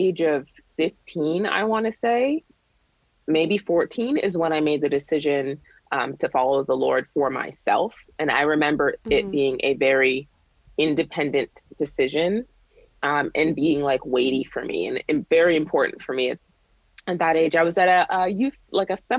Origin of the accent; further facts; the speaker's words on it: New Hampshire, United States; also born or lived in Boston, Massachusetts; I was born in Boston, but I grew up in New Hampshire, super rural.